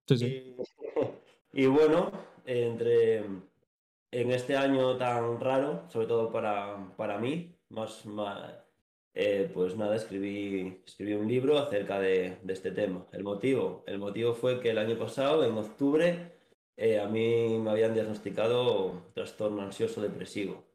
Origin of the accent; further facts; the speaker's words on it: Asturias, Spain; moved away as an adult; now in Valladolid, Spain; soy nací en Asturias, cosas de la vida. Me trajeron aquí a Valladolid en el 2020